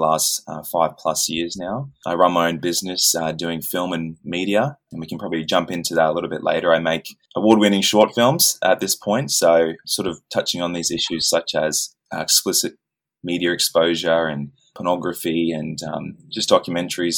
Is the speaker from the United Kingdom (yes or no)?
no; Australia; I'm from Australia